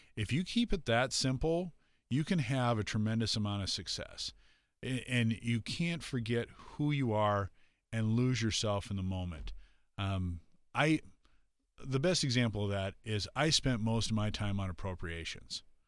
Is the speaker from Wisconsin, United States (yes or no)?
no; South Dakota, United States; in my hometown, uh, on Main Street